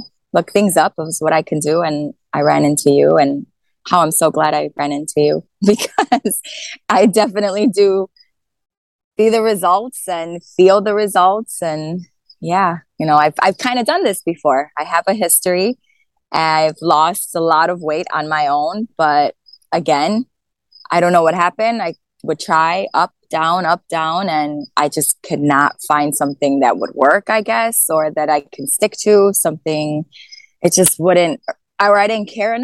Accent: Chicago, Illinois, United States; I'm from Chicago in Illinois

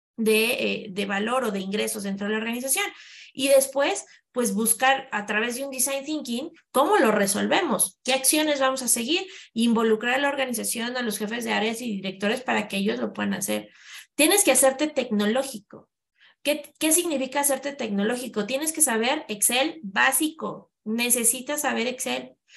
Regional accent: Mexico

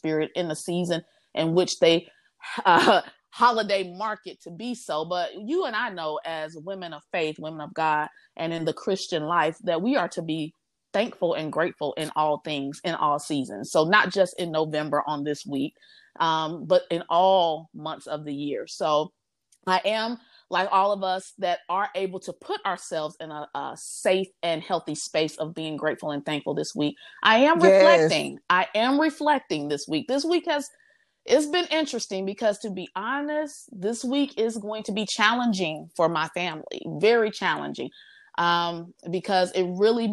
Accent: Midwest, United States; now in Houston, United States; I'm from the Midwest

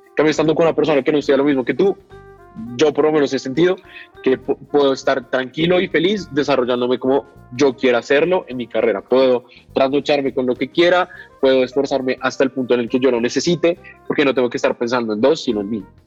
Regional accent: Bogotá, Colombia; soy de Bogotá

